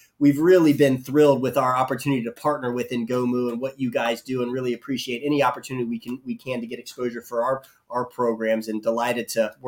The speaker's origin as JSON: {"language": "English", "town": "Jacksonville", "region": "Florida", "country": "United States", "tie": "born or raised there", "also_born_or_lived": "Pensacola / Boston / Atlanta", "said": "I grew up and was born and raised in Jacksonville"}